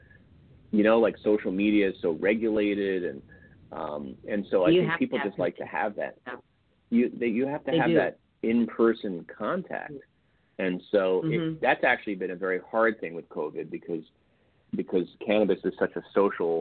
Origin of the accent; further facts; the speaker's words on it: New York, United States; also born or lived in Japan; I'm from New York originally